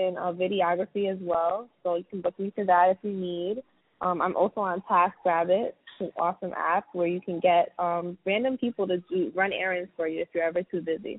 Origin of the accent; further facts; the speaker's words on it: New York City, New York, United States; I'm from Brooklyn, New York